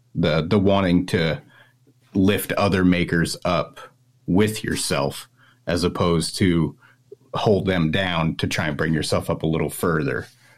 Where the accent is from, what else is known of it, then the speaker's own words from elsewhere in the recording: Maine, United States; I'm from Maine. It's a 5-hour drive, you know. So he's a New Englander just like I am.